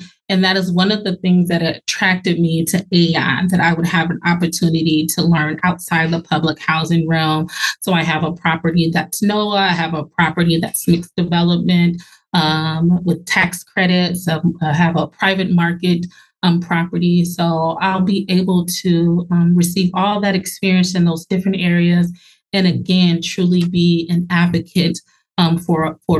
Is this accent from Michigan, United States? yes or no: no; Minneapolis, Minnesota, United States; also born or lived in Los Angeles; So I was born in Los Angeles, but I just say Minneapolis is home. Minnesota is home. This is what I'm used to.